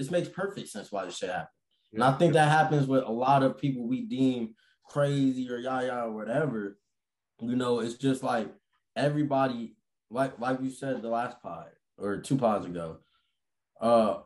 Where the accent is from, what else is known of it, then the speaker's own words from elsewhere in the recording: Las Vegas, Nevada, United States; I grew up in Vegas